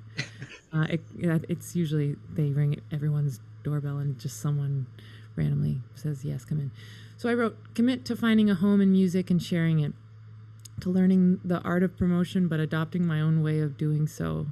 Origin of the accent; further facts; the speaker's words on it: Canada; also born or lived in England; we're Canadian. I was born in England.